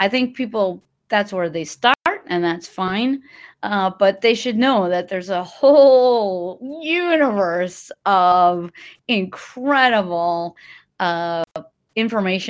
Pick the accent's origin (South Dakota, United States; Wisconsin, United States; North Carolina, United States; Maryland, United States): Wisconsin, United States; Milwaukee; I started giving the haunted history tours in 2008 in my hometown of Milwaukee